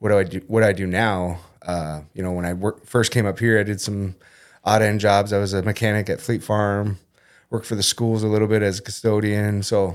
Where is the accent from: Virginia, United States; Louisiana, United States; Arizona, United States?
Arizona, United States; also born or lived in Perham, United States; Then when my parents split up, my mom took me and my brother down to Arizona. So it's been a good 27 years down there.